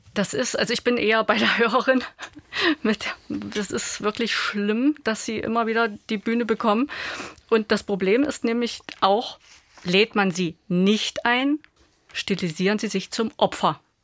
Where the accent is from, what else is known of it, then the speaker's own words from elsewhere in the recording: Ostritz, Saxony, Germany; mein Heimatort, mein ehemaliger Ostritz